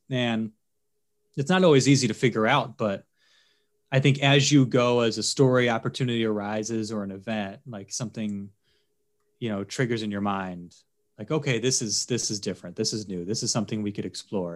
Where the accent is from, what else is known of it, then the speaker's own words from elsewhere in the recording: Philadelphia, Pennsylvania, United States; moved away as an adult; also born or lived in Baltimore / Kalispell; now in San Diego, United States; I grew up in Philly